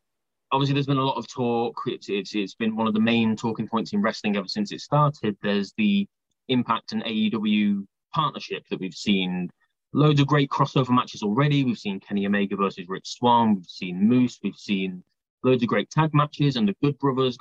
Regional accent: United Kingdom; As a British guy

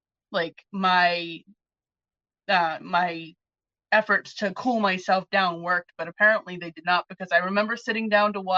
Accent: New England, United States; I'm a New England girl, born, raised, never lived anywhere hotter than this

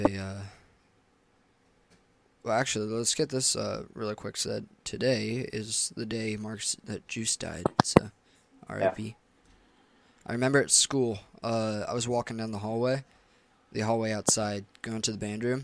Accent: Washington, United States; We grew up in PA in Washington, and we went to preschool.

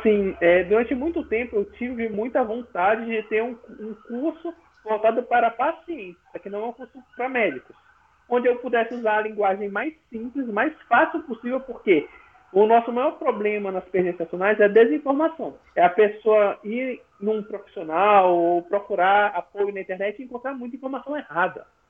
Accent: São Luís, Maranhão, Brazil; eu sou de São Luís, Maranhão

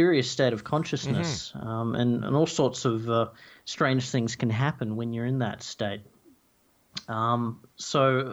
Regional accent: Tasmania, Australia; I grew up in Tasmania in the forest there

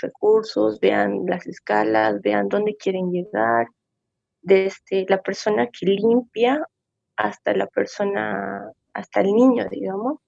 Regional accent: Coroico, La Paz, Bolivia; Me encuentro en, mi pueblito, que es Coroico

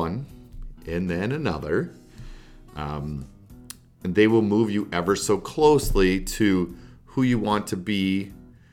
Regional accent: Canada; moved away; also born or lived in United States; I am Canadian and I'm an American citizen as well. So, but at the time I was in Canada

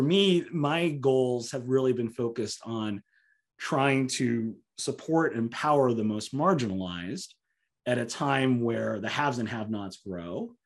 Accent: Southern California, United States; growing up in Southern California

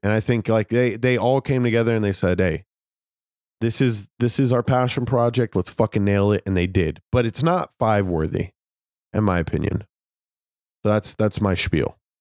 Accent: Las Vegas, Nevada, United States; I'm from Las Vegas

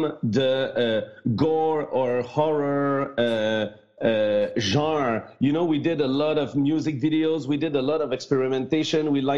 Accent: Canada; first language French; English is a second language

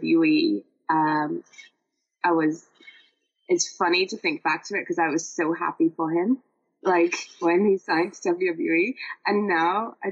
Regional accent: Ireland; being an Irish person that supports all other Irish people

